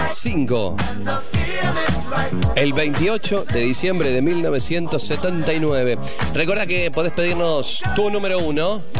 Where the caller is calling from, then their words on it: Adrogué, Buenos Aires Province, Argentina; Hola, Pollo … de Adrogué.